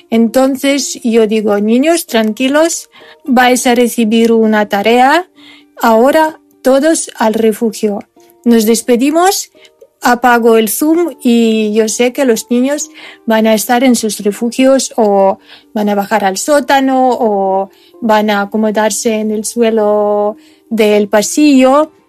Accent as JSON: {"language": "Spanish", "country": "Ukraine", "second_language": "Spanish", "said": "Soy ucraniana. Soy profesora de castellano"}